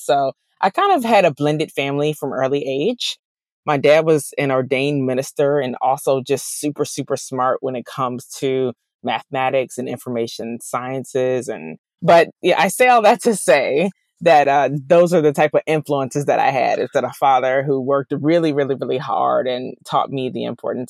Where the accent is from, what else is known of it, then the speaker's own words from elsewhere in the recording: DC, DC, Maryland and Virginia, United States; also born or lived in England; I grew up in the DMV area, which is what I like to say, DC, Maryland, and Virginia. So I spent my formative years there.